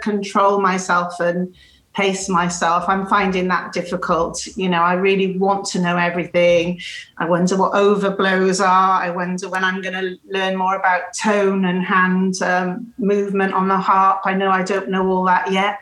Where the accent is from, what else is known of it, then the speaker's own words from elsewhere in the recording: Cardiff, Wales, United Kingdom; now in Bristol, United Kingdom; from Cardiff, originally in Wales, in the UK. So I live in Bristol now